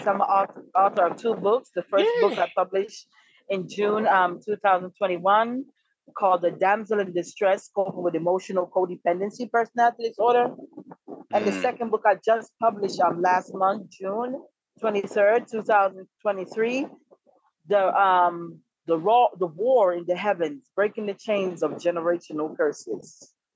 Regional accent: Kingston, Jamaica; now in DMV area, United States; I was originally born and raised in Kingston, Jamaica

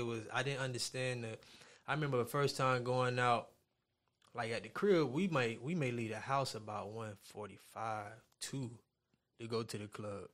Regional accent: Miami, Florida, United States; I'm from Miami

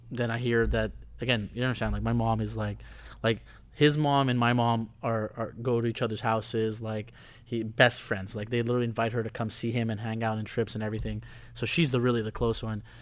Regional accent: San Pedro de Macorís, Dominican Republic; So I grew up in the Dominican in a mm-hmm. town called San Pedro de Macorís.

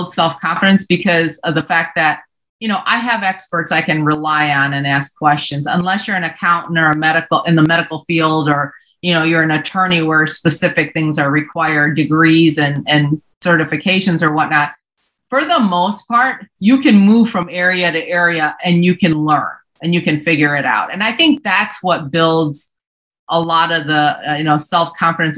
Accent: Hurley, Wisconsin / Ironwood, the Upper Peninsula, Michigan area, United States; also born or lived in Seoul, South Korea; We flew up to Hurley, Wisconsin, Ironwood, Michigan area, the Upper Peninsula

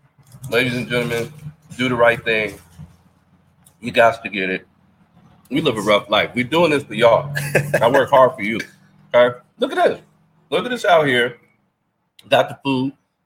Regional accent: Buffalo, New York, United States; You know I love buffalo dip because I'm from Buffalo.

